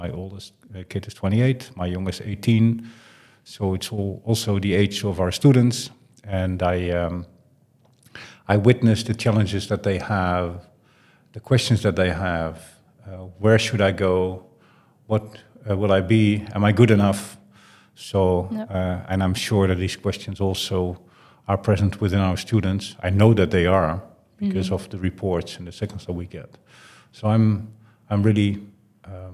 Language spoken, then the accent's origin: English; southern Netherlands, Netherlands; English is a second language; moved away as an adult; also born or lived in Eindhoven / Amsterdam; now in Utrecht, Netherlands; I grew up in the south of the Netherlands, near Schaterbos